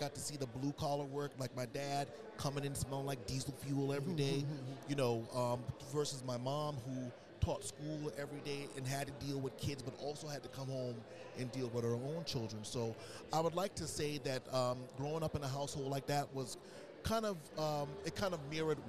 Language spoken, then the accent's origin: English; Southern United States, United States; growing up in the South, being African American, you know, a lot of those opportunities weren't out there for us